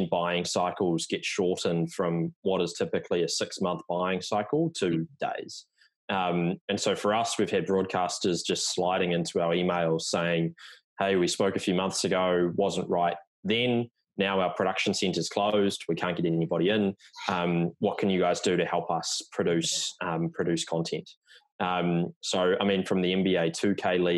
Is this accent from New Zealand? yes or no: yes; New Zealand; now in New York City, United States; you can tell by the accent that I'm not American, even though I live in New York now. So originally from New Zealand